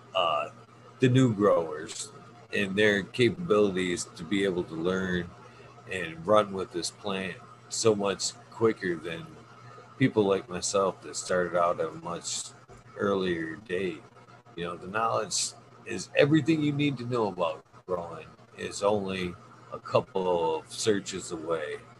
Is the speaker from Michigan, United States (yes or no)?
yes; Michigan, United States; my home state